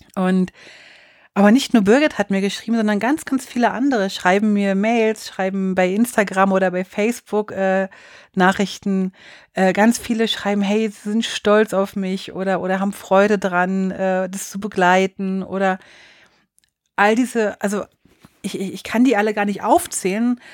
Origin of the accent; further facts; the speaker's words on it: Bern, Switzerland; dann bin ich schon in meinem Heimatkanton